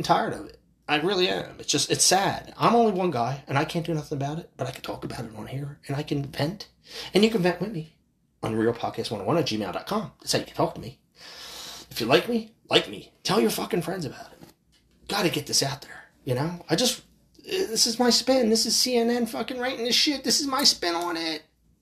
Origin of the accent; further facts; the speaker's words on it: United States; As American people